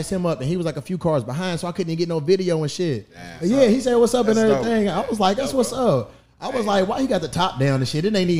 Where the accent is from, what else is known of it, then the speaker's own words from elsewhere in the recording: Louisville, Kentucky, United States; moved away; I'm from Kentucky.